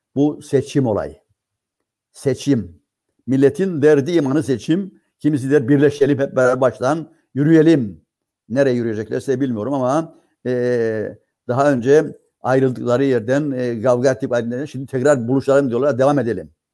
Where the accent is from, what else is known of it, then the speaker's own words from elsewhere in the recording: Cyprus; bizim Kıbrıslılar